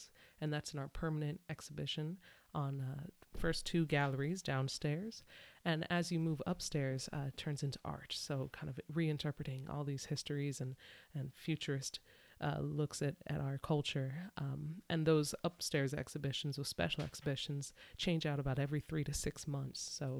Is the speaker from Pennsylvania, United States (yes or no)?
yes; Easton, Pennsylvania, United States; moved away as an adult; also born or lived in Lewisville, Texas; now in Philadelphia, United States; I was born in Lewisville, Texas, but I didn't grow up there. I grew up in a smaller town called Easton in Pennsylvania, not too far from Philly. And it's definitely a city. Easton's a city, but there's a township, Palmer, where I grew up. Right next door.